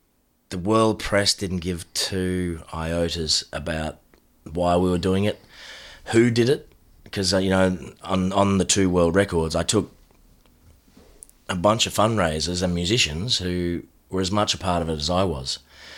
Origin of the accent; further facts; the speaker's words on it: Noosaville, Queensland, Australia; In Noosaville.